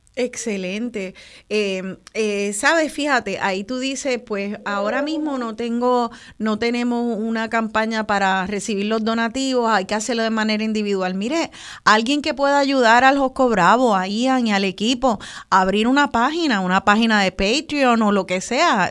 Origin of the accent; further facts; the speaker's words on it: Puerto Rico; qué sabroso es ser boricua